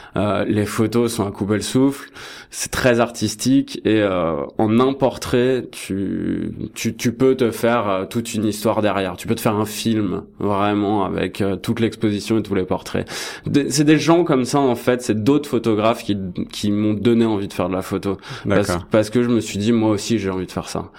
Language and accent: French; France; moved away as an adult; now in Toronto, Canada; je suis français